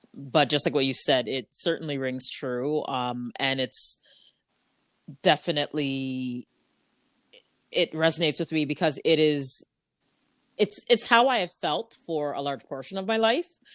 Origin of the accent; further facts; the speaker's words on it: Ajax, Ontario, Canada; I grew up in Ajax